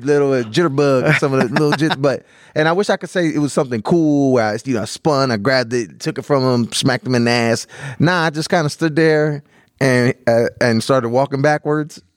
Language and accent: English; Canton, United States; moved away; also born or lived in Philadelphia; I grew up in Canton